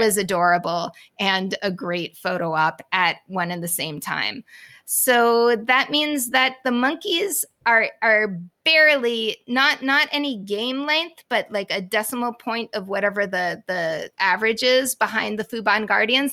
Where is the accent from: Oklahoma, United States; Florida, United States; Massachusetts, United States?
Massachusetts, United States; Boston; as a Bostonian. I'm from